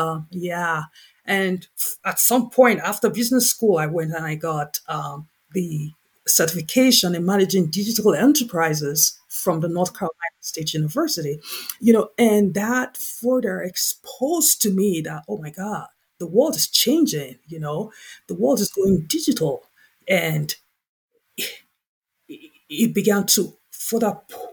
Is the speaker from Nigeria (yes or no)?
yes; Nigeria; the primary industry in my home country, Nigeria